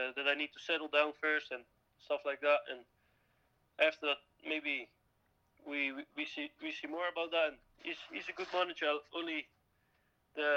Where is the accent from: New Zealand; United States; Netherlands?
Netherlands; English is a second language; moved away as an adult; now in Brora, United Kingdom; I was a man from Holland. I was playing in Scheveningen, Dutch team, in the third league of Holland